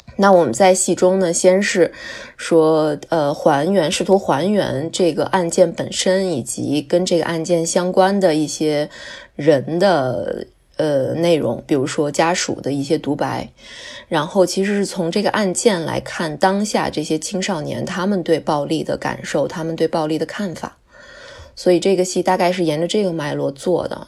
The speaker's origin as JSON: {"language": "Chinese", "region": "Beijing", "country": "China", "tie": "born or raised there", "said": "我是在东城区长大的"}